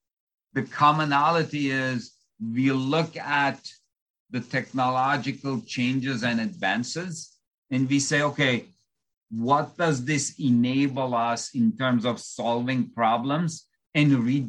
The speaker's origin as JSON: {"language": "English", "region": "Istanbul", "country": "Turkey", "second_language": "English", "said": "So I come from Istanbul, Turkey. So English actually happens to be my fourth language. So that's why you may detect a slight accent."}